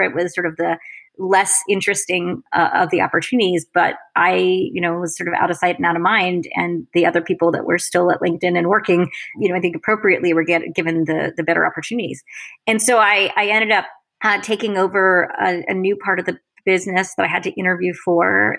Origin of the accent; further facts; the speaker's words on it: Florida, United States; moved away as an adult; also born or lived in Massachusetts / Paris / Washington D.C. / London; I grew up in in Florida, an only child